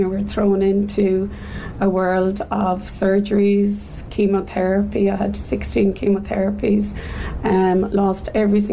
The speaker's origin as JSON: {"language": "English", "town": "Dublin", "region": "Leinster", "country": "Ireland", "moved": "as an adult", "lives_now": "Cork, Ireland", "said": "I am originally from Dublin, but I'm here in Cork for the last 20-odd years"}